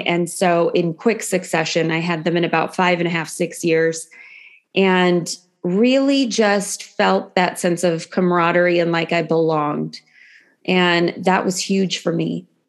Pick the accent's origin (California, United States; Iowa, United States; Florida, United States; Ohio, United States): California, United States; San Francisco Bay Area; also born or lived in Los Angeles; I grew up actually in the San Francisco Bay Area.